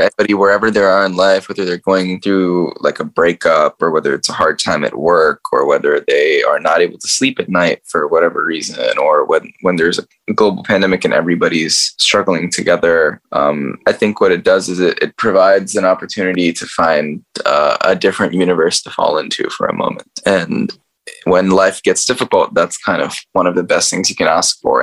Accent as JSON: {"language": "English", "country": "United States", "tie": "born or raised there", "said": "I grew up in America"}